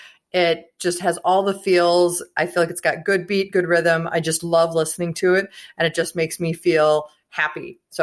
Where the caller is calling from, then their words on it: Minnesota, United States; I'm from Minnesota